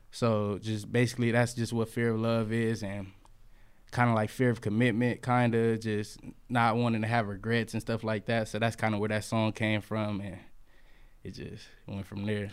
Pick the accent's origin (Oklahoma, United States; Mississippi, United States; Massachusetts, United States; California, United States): California, United States; Fresno; I'm from Fresno, but, uh, where I was raised is Butler Park.